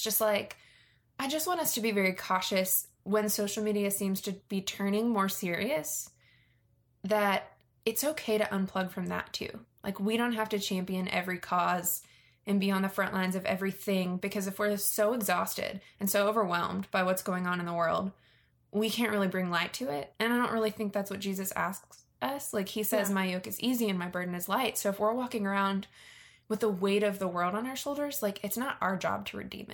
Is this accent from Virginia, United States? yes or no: yes; Virginia, United States; I grew up in Virginia, which is very near DC